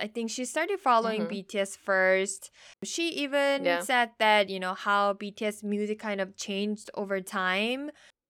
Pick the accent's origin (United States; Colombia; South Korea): South Korea; And then I said, I'm from Korea.